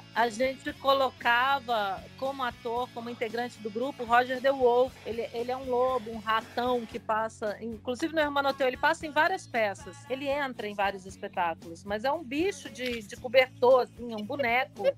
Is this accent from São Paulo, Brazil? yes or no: no; Pirenópolis, Goiás, Brazil; eu como goiana, tô aqui em Pirinópolis, na minha cidade de Goiás. Aqui ah. minha família, que é goiana mesmo, e eu moro aqui